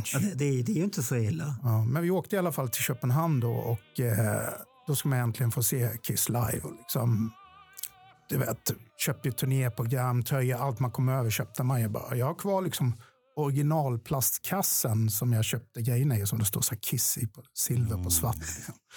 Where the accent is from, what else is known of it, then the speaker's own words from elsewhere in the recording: Ronneby, Blekinge, Sweden; i Ronneby där jag kommer ifrån